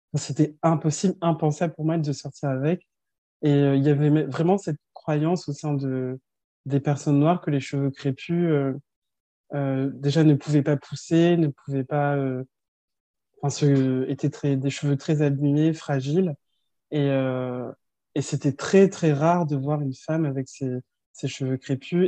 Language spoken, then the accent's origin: French; France; also born or lived in Colmar, Alsace; suis née, j'ai grandi en France et mes deux parents sont nés au Sénégal